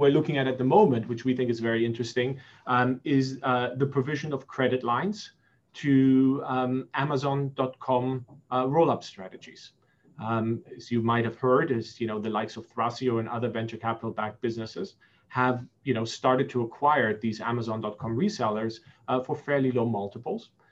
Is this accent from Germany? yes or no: yes; Germany; also born or lived in Singapore / United States; now in London, United Kingdom; I'm half German, half Egyptian. I was born in Singapore. My younger brother was born in Belgium. I was raised in Germany, went to university in the US, and live in London.